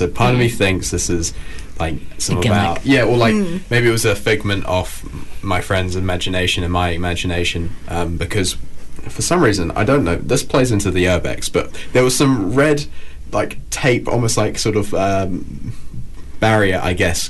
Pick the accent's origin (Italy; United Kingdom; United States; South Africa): United Kingdom; England; moved away; I grew up in England